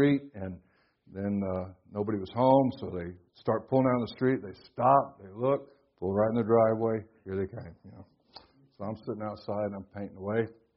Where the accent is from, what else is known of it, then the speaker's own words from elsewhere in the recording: Florida, United States; I'm from Florida